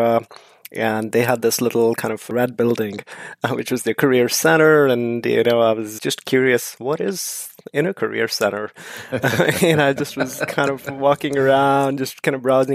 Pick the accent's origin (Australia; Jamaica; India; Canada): India; moved away as an adult; now in United States; I'm from India originally